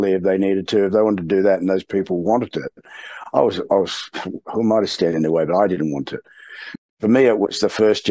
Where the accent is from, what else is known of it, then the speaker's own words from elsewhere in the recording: Australia; moved away as an adult; now in New Zealand; I'm an Australian.